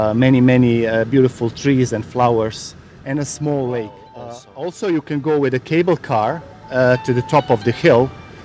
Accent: Bosnia & Herzegovina; English is a second language; moved away as an adult; now in Dubrovnik, Croatia; I came from Bosnia and Herzegovina to work here and practically to improve my English.

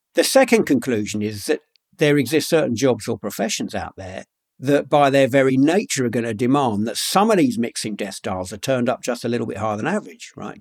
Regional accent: London, United Kingdom; I grew up in London, by the way, but um, uh, in a pretty rough part of London

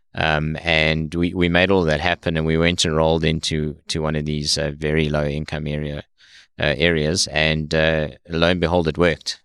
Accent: South Africa; moved away as an adult; now in United States; I was, uh, born and raised in South Africa

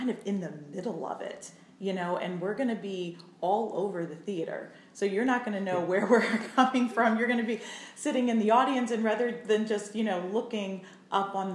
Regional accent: Allegany, New York, United States; moved away as an adult; also born or lived in Indiana / Cincinnati, Ohio / Orlando, Florida; I grew up in the southern tier of New York State, a little town called Allegheny.

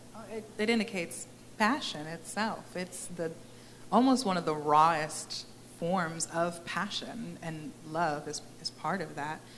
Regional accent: Texas, United States; moved away as an adult; also born or lived in Maryland; I was born and raised here in Texas

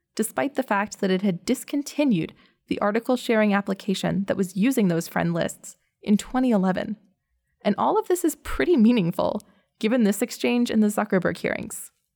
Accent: United States; Growing up in the American public school system

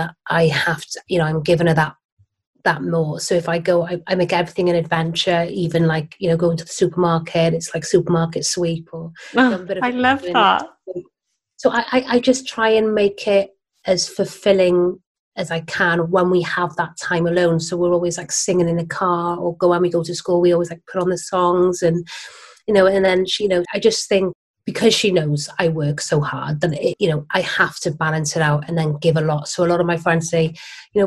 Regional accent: Barry, Wales, United Kingdom; moved away as an adult; also born or lived in Cardiff / London; I grew up in Barry, you know, Welsh girl, and lived in Cardiff as well. I moved to London in my early 20s.

